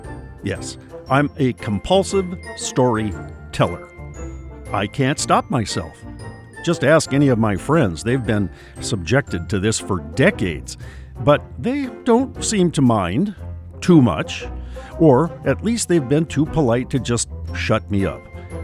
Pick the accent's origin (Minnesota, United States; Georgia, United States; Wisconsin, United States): Minnesota, United States; Duluth; I mean, I was born and raised in Duluth, but I don't even live there anymore. The shores where I live now are along the Pacific Ocean, not on Lake Superior.